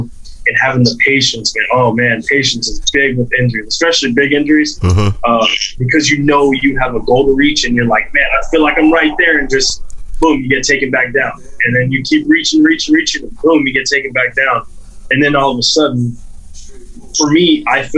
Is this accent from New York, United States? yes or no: no; South Texas, United States; growing up in South Texas